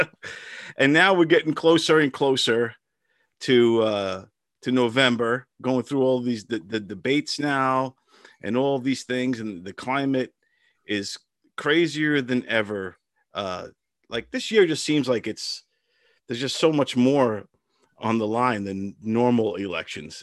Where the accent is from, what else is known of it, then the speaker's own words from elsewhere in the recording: Brentwood, New York, United States; I grew up in Brentwood, Long Island